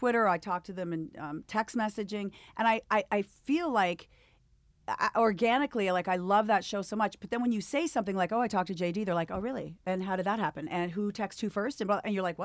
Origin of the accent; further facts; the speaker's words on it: Canada; moved away; Born and raised in Canada.